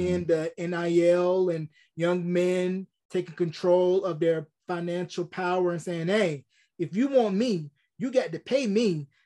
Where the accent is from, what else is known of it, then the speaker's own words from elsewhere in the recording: Tobacco Road, North Carolina, United States; I grew up in Tobacco Road, A C C country